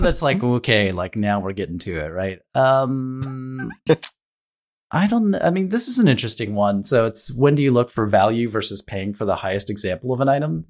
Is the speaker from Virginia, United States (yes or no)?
no; Ohio, United States; I grew up in Ohio